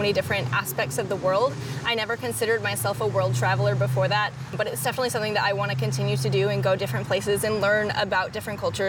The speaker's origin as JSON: {"language": "English", "town": "Algonquin", "region": "Illinois", "country": "United States", "said": "I'm from Algonquin, Illinois."}